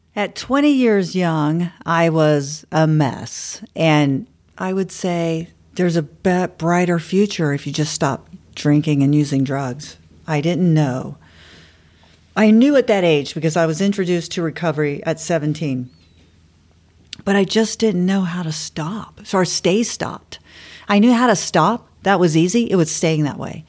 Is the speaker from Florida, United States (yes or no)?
yes; Bradenton, Florida, United States; also born or lived in Miami / Fort Lauderdale / St. Petersburg / Clearwater; I was born and raised in Bradenton, Florida, on the West Coast